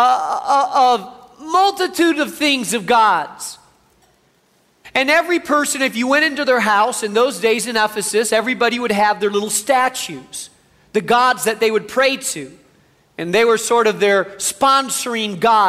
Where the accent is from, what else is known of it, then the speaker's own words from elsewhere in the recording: Spain; now in United States; I grew up in Spain, have a real heart for the Spanish community.